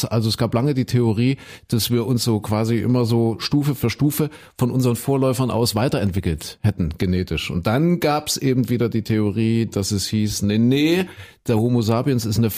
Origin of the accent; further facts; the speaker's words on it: Köthen, Saxony-Anhalt, Germany; In Kuhköten, wo ich herkomme.